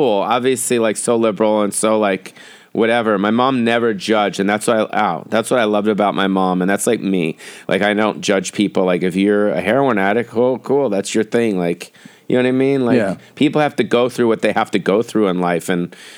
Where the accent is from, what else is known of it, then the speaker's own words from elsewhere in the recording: Beverly Hills, California, United States; I grew up in Beverly Hills